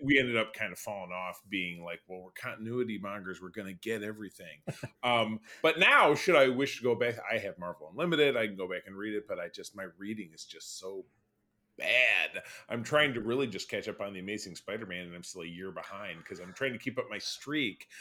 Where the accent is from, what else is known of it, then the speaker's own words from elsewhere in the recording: Grosse Pointe, Michigan, United States; my hometown of Grosse Pointe, Michigan